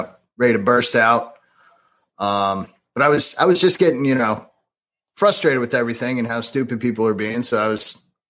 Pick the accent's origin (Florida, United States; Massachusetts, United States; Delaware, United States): Delaware, United States; Wilmington; born or raised there; also born or lived in Michigan